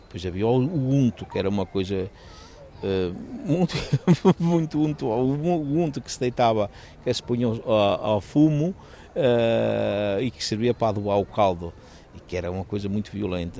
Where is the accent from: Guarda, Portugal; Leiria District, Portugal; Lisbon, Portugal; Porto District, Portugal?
Porto District, Portugal; Baião; eu sou de Baião